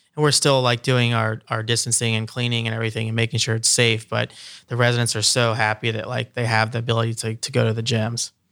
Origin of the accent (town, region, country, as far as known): Columbus, Ohio, United States; also born or lived in Los Angeles